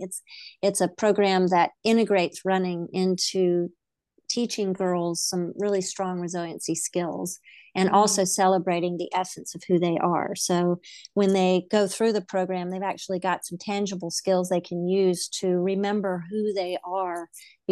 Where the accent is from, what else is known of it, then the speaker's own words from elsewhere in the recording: the South, United States; I grew up in the South. I don't know if I still have an accent, but I grew up in the South